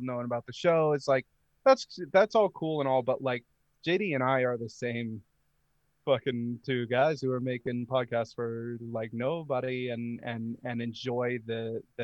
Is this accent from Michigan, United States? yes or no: no; Maine, United States; I grew up in Maine. I'm from the state of Maine